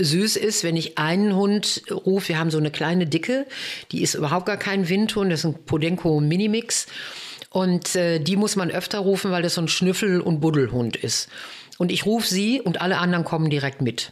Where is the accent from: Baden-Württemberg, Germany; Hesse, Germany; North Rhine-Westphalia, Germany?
North Rhine-Westphalia, Germany; Bochum; bei uns in Bochum.